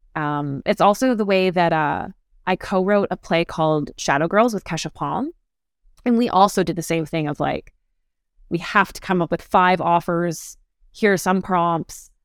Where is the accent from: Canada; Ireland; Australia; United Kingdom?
Canada; Calgary, Alberta; now in Toronto, Canada; I grew up in Calgary, Alberta